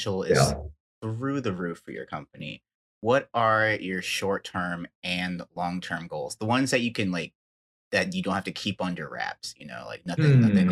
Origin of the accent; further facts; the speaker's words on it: Raleigh, North Carolina, United States; I grew up in Raleigh, North Carolina as a Duke fan